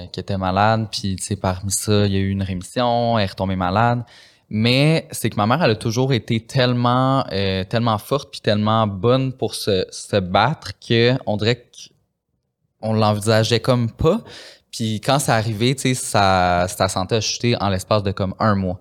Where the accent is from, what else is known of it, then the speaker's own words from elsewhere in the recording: Saint-Lin–Laurentides, Quebec, Canada; je viens de Saint-Lin